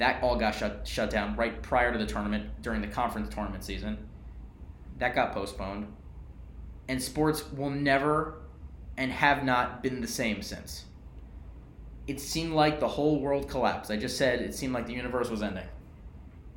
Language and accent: English; New York, United States; I'm from New York